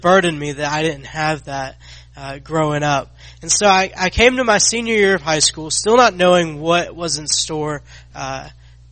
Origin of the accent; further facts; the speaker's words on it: Athens, Georgia, United States; I grew up in Athens, Georgia